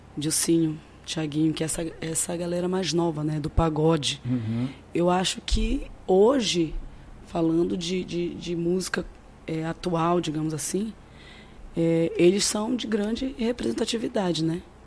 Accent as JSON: {"language": "Portuguese", "town": "Cametá", "region": "Pará", "country": "Brazil", "said": "Eu sou de Cametá, no Pará"}